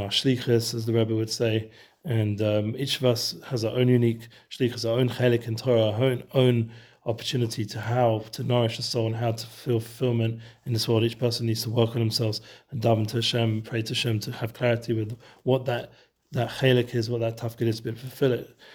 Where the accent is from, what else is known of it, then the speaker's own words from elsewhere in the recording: Edgware, London, United Kingdom; now in Efrat, Israel; where I grew up in Edgeware